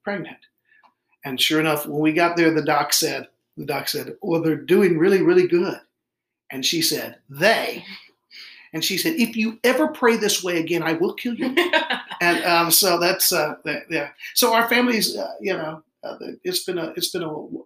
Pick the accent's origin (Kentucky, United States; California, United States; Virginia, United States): Kentucky, United States; moved away as an adult; also born or lived in Mount Clemens, Michigan / Arkansas; I was born in Mount Clemens, Michigan, and raised in Kentucky.